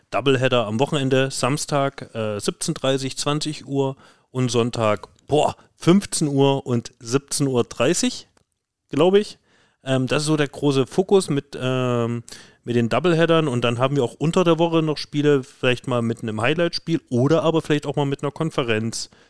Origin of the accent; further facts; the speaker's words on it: East Germany, Germany; ich als Ossi würde Spontent sagen.